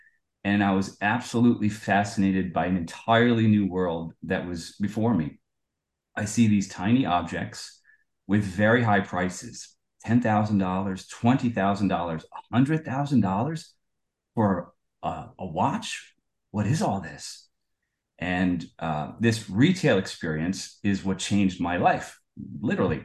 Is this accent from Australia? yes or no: no; United States; I'm born and raised in the United States